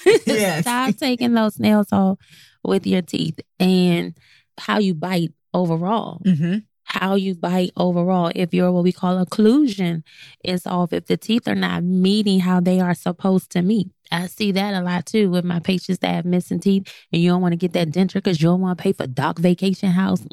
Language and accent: English; the South, United States; I'm from the South